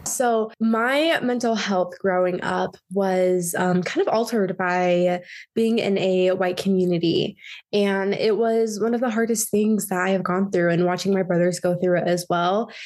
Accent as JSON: {"language": "English", "region": "Utah", "country": "United States", "tie": "born or raised there", "also_born_or_lived": "Alabama", "said": "I am from Utah County area. I grew up there"}